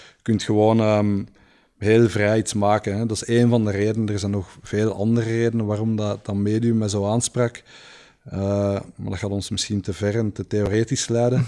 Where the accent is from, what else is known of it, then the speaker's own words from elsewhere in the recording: Leuven, Flanders, Belgium; moved away as an adult; also born or lived in Antwerp; omdat ik hier geboren ben